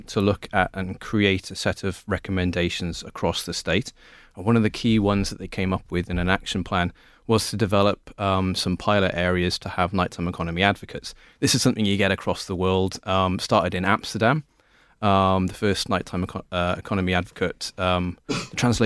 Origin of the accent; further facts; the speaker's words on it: South Wales, United Kingdom; accent: South Wales; moved away as an adult; now in Drogheda, Ireland; as you can tell from my accent, it's from South Wales